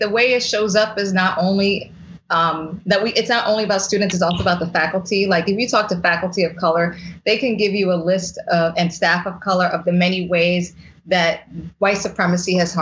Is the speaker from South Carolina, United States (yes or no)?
no; New York City, New York, United States; growing up in the Bronx